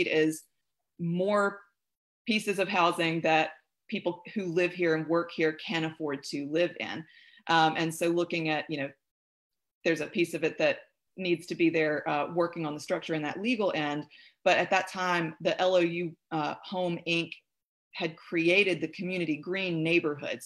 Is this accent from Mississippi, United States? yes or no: yes; Pontotoc, Mississippi, United States; also born or lived in Oxford, Mississippi; I'm originally from Pontotoc, Mississippi, down the road here between Oxford and Tupelo. That's where I grew up and went to high school